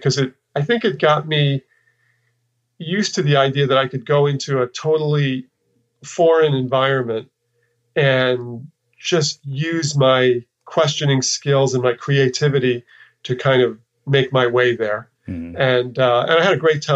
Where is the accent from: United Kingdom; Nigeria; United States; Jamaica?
United States; New York; moved away as an adult; also born or lived in Texas; I'm from New York, and I'd spent, you know, my formative years in New York